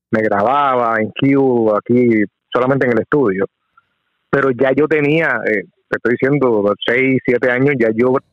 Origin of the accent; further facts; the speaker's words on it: Coamo, Puerto Rico; moved away as an adult; also born or lived in Aibonito, Puerto Rico / Philadelphia / Washington, District of Columbia, United States; ahí, ahí crecí, sí. de, luego de que nací ahí, me mudé a un pueblo cercano ahí, de, de Ay Bonito, Coamo, y ahí me crié, ahí pasé toda mi adolescencia